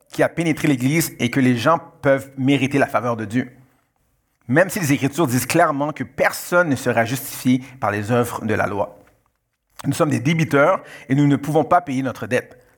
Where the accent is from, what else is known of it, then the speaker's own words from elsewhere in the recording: Canada; born there; je suis, euh, euh, d'origine haïtienne, je suis né au Canada, mais je suis d'origine haïtienne.